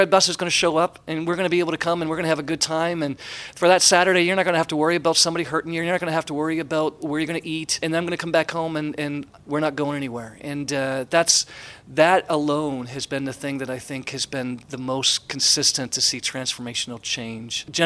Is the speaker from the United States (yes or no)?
no; Canada; I'm Canadian, yeah.